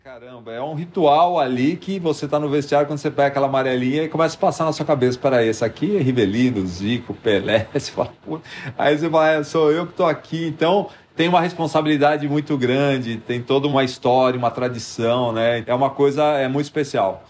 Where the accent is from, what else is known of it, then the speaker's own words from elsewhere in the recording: Brazil; a gente, como brasileiro